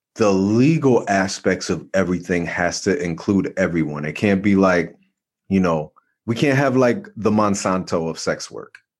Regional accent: New Jersey, United States; I'm from Jersey

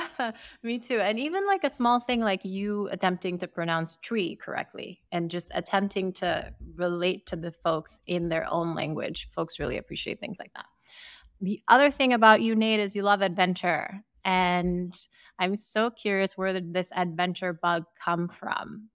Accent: Sierra Leone; moved away as an adult; now in United States; I am from West Africa. I grew up in Sierra Leone, and I moved to the U S for university

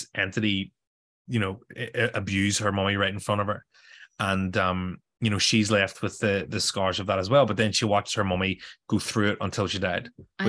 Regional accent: Chicago, Illinois, United States; I don't know. I'm from Chicago.

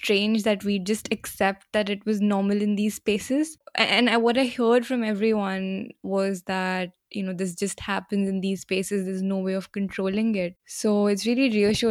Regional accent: India; moved away as an adult; also born or lived in Edinburgh, Scotland; I'm from India originally and I studied in Scotland.

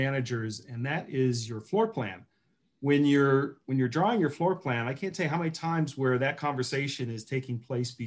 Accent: Cleveland, Ohio, United States; moved away as an adult; also born or lived in Toledo / California; home to Cleveland, which is my hometown

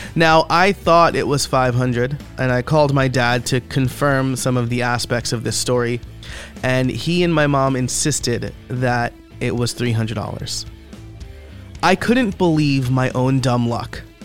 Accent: Middletown, New York, United States; a local music store in my hometown of Middletown, New York

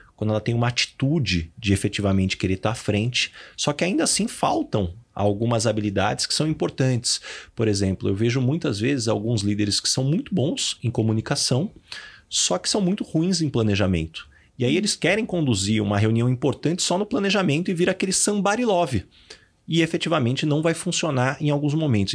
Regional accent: São José do Rio Preto, São Paulo, Brazil; moved away as an adult; now in São Paulo, Brazil; Eu sou de São José do Rio Preto

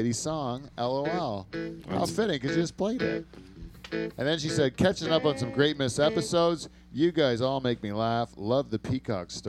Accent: Canada; That's all stuff we appreciate as Canadians

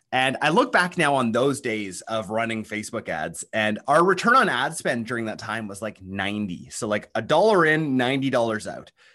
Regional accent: Canada; accent: Canadian; I'm actually a Canadian. I don't know if you can tell, um, by the accent.

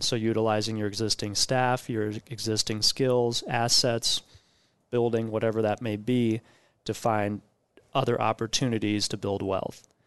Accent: Omaha, Nebraska, United States; also born or lived in Riyadh, Saudi Arabia; we came back to Omaha and have been in Elkhorn Public Schools through all my schooling and went to college at U N O.

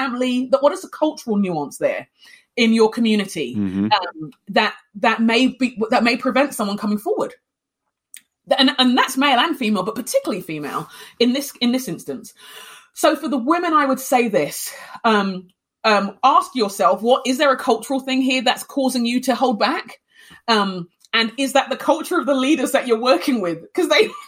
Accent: Nigeria; now in Minnesota, United States; I'm Nigerian, the tribe, because Nigerian culture has tribes, the tribe I'm from is quite an extroverted

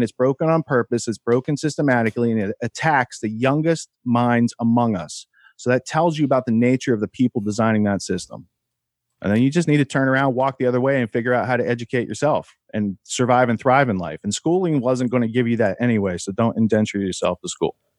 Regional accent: Beaver, Pennsylvania, United States; moved away; also born or lived in New York City; I grew up outside Pittsburgh

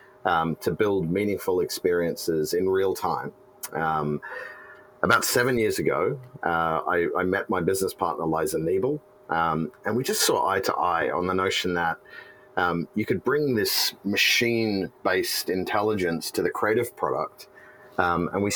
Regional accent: Australia; moved away as an adult; now in San Francisco, United States; I'm Australian.

